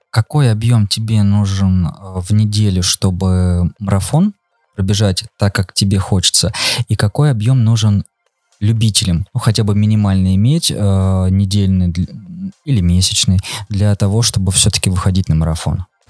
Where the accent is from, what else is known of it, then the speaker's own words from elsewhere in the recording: Voronezh, Voronezh Oblast, Russia; мы сами там из Воронежа